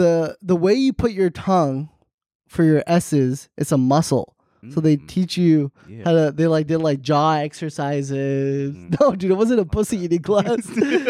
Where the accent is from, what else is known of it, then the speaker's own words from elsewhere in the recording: New Jersey, United States; I'm from New Jersey.